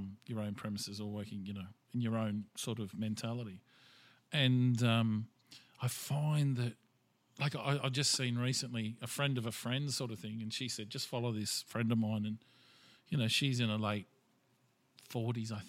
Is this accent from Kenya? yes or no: no; Australia; I'm Australian and I'm proud of it